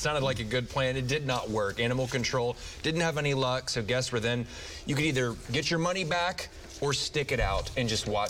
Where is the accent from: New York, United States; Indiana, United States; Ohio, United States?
Ohio, United States; moved away; I grew up in Ohio